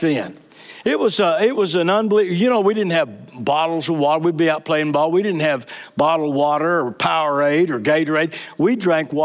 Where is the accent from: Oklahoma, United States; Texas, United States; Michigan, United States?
Texas, United States; Fort Worth; I grew up in Fort Worth, Texas.